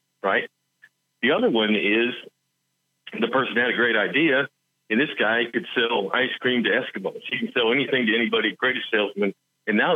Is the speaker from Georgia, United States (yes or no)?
no; West Virginia, United States; I'm from West Virginia